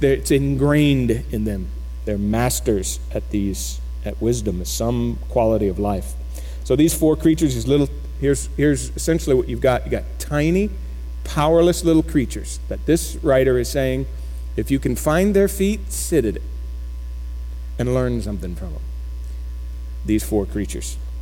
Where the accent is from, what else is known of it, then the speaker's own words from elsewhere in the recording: Florida, United States; now in Keller, United States; I grew up in Florida.